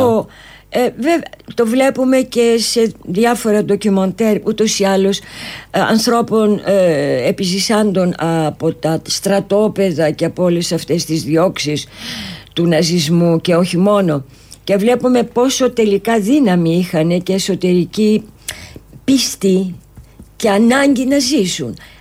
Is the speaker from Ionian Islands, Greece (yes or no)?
no; Athens, Attica, Greece; moved away as an adult; now in Cyprus; ήρθα πάλι στην ε, Αθήνα που ουσιαστικά είναι ο γενέθλιος τόπος μου ε. εδώ γεννήθηκα και μάλιστα στη Νέα Σμύρνη